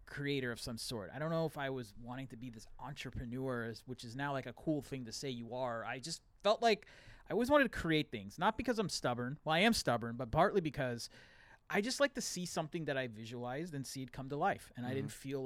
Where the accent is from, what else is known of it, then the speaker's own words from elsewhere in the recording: United States; I'm American born, but I have Indian heritage